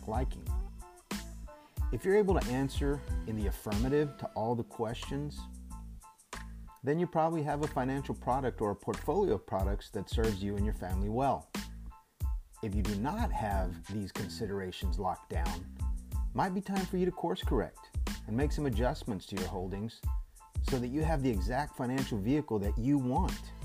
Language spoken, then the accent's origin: English; Texas, United States; my home state of Texas